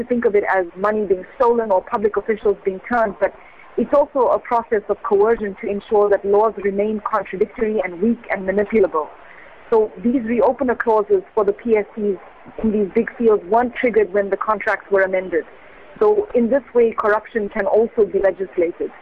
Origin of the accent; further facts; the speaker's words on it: South Africa; as a South African